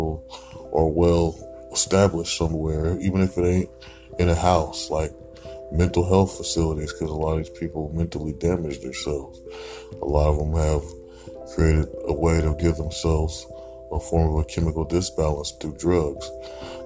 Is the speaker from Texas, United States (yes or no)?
no; Portland, Oregon, United States; I come from Portland, Oregon. This city used to be very clean